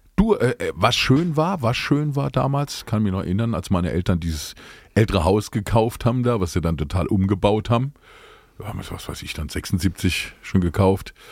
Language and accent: German; Speyer, Rhineland-Palatinate, Germany; ich bin gebürtiger Speirer